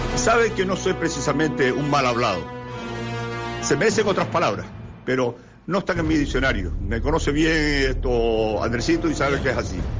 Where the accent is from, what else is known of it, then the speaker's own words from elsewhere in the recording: Spain; como buen español